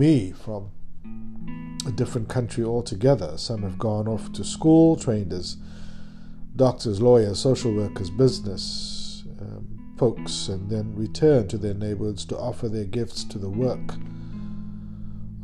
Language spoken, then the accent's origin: English; Cape Town, Western Cape, South Africa; moved away; I grew up in Cape Town watching many American movies